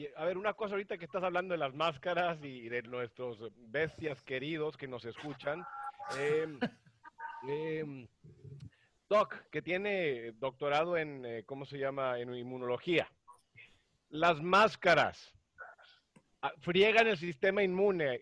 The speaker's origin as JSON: {"language": "Spanish", "town": "Monterrey", "region": "Nuevo León", "country": "Mexico", "tie": "born or raised there", "said": "yo nací en Monterrey"}